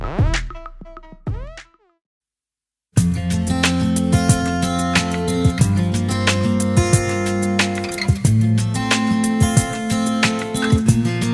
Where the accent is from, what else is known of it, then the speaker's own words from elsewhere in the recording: North Carolina, United States; also born or lived in Alleghany County, North Carolina; my home state of North Carolina